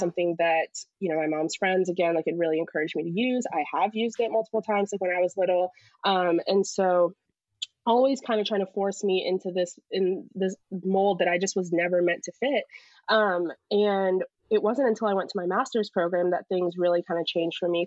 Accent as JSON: {"language": "English", "country": "United States", "tie": "born or raised there", "also_born_or_lived": "Pakistan", "said": "moved over here when I was less than a year year old. So to me, my life, I've always been American."}